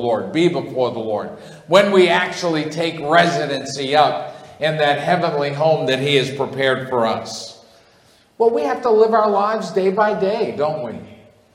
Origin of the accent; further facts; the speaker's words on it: New England, United States; also born or lived in Kansas / Springfield, Missouri / Virginia; I grew up in New England. It's been my whole life.